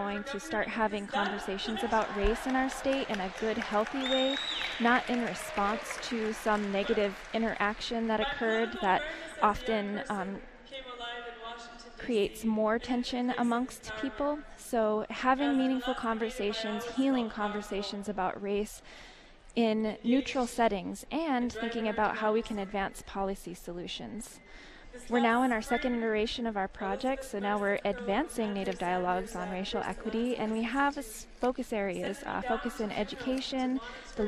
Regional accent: Nome, Alaska, United States; now in Anchorage, United States; I was born and raised in Nome, Alaska

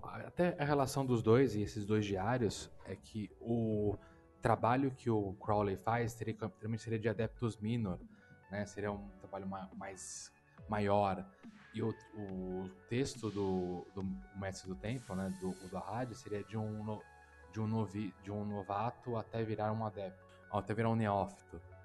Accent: Brazil; sou brasileiro

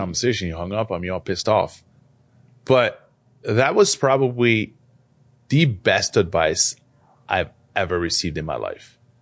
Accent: France; also born or lived in Algeria; now in United States; I'm, I'm an immigrant, so I wasn't born here. I was born in France.

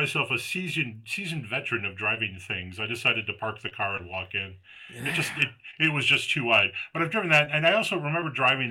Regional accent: United States; I'm an American

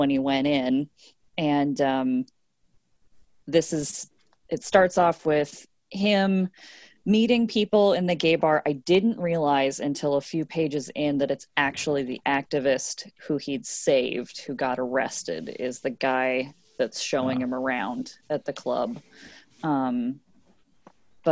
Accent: United States; I grew up on Capitol Hill in the late 80s and early 90s

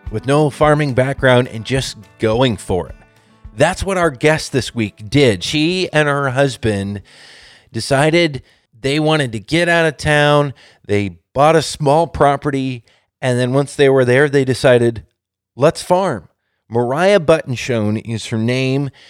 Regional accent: Washington, United States; the community I grew up in, like this week, getting to know and sharing the stories of the real people behind the food we produce and eat here in Washington.

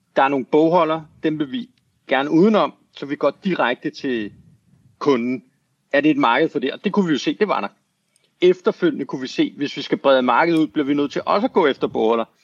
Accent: Denmark; moved away as an adult; also born or lived in United States

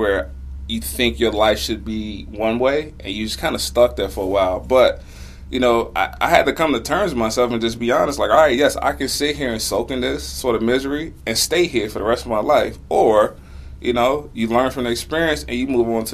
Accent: Chicago, Illinois, United States; I'm from Chicago

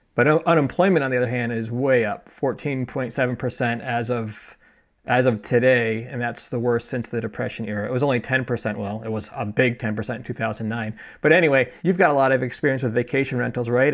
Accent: Connecticut, United States; moved away; I'm from Connecticut originally

